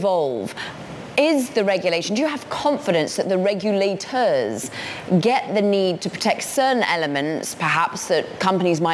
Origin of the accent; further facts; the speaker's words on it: United Kingdom; as a Brit